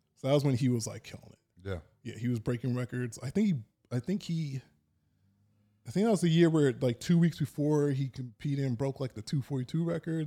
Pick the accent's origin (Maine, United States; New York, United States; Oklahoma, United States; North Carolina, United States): New York, United States; Dix Hills; where I was in Long Island, I grew up in Dix Hills